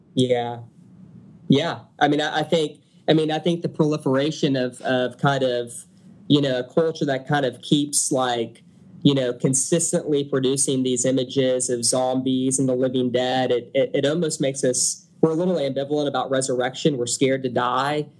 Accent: Beaumont, Texas, United States; now in Houston, United States; I'm from Beaumont, Texas originally, um, which is a little bit east of Houston

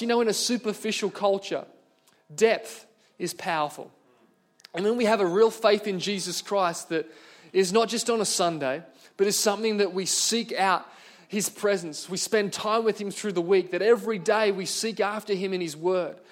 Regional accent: Singleton, New South Wales, Australia; I grew up in Singleton in the Hunter Valley

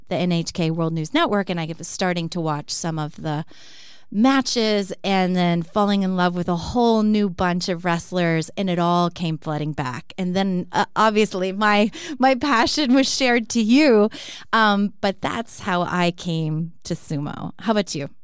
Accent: Texas, United States; I grew up in Texas

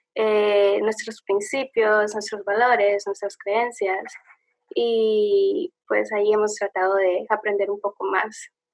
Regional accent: El Salvador; moved away as an adult; now in Washington, D.C., United States; soy del Salvador, un país muy chiquitito en Centroamérica, pero bonito

